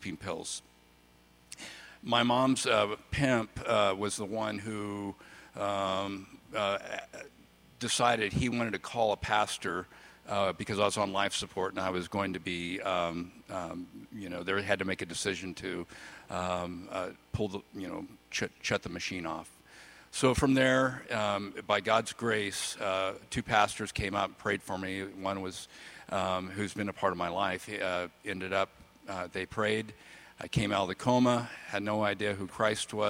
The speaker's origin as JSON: {"language": "English", "town": "Bakersfield", "region": "California", "country": "United States", "tie": "born or raised there", "said": "I grew up in Bakersfield, California, east side Bakersfield"}